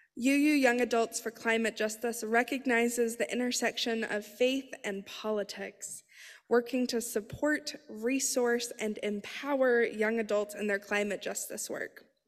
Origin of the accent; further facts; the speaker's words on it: Colorado, United States; now in Philadelphia, United States; I was born in Colorado